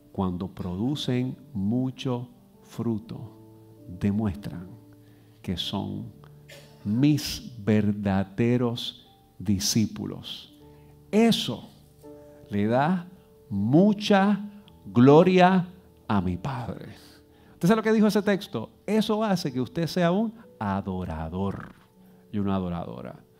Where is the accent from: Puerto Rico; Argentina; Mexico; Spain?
Puerto Rico; Yo soy aquí de las Lomas